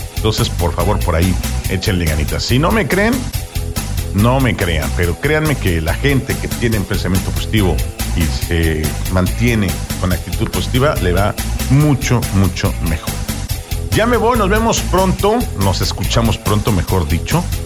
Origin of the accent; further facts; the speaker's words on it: Mexico